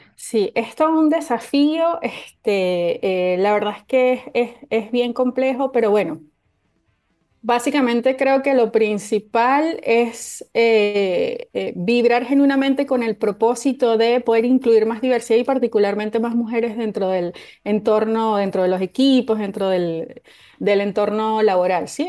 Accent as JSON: {"language": "Spanish", "country": "Venezuela", "moved": "yes", "said": "en mi país de origen, en Venezuela"}